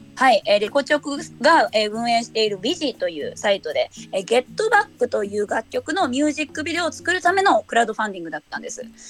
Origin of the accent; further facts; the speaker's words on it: Hiroshima, Japan; now in Shiga, Japan; 広島出身です。